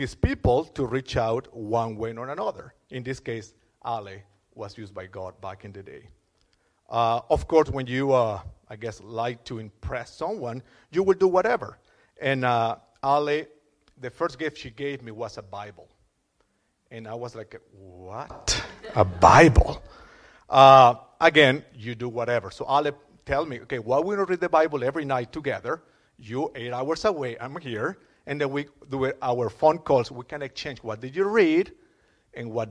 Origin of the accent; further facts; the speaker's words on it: Caracas, Capital District, Venezuela; moved away as an adult; also born or lived in Europe; now in Canada; I was born in Caracas, Venezuela, and I was raised Catholic.